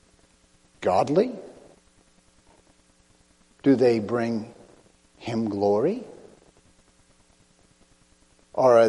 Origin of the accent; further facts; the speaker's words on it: United States; I'm American